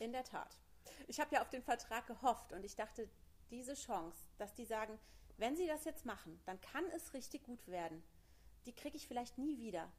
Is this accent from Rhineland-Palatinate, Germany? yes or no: yes; Koblenz, Rhineland-Palatinate, Germany; ich komme aus Koblenz